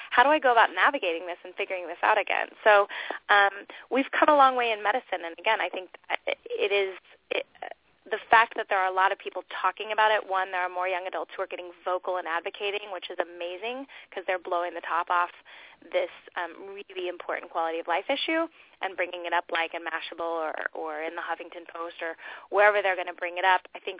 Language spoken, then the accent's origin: English; California, United States; I'll date myself by that, and also I came from Southern California, but I love that word rad.